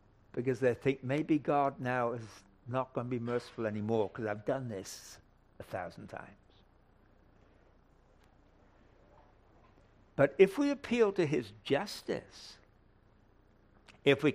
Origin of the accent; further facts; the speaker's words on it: England, United Kingdom; moved away; I come from England originally